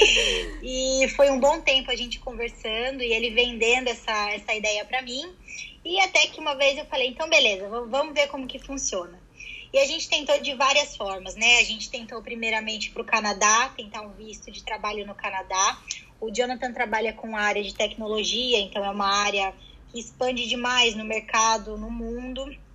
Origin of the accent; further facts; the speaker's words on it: São Paulo, Brazil; now in London, United Kingdom; e eu sou de São Paulo